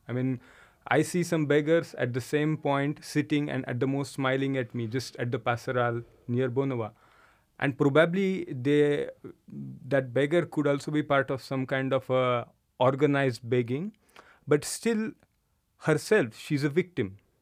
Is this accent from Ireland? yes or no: no; India; now in Luxembourg; I come from India